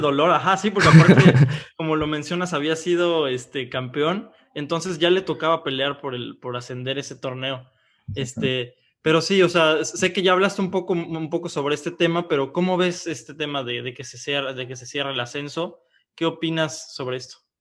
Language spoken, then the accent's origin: Spanish; Oaxaca, Mexico; Nosotros somos de Oaxaca